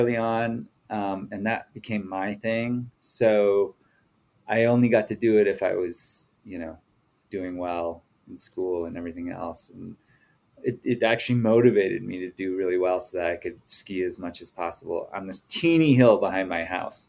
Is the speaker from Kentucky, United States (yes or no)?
no; Mankato, Minnesota, United States; now in Jackson, United States; I grew up in the Midwest in a small town called Mankato, Minnesota, in south central Minnesota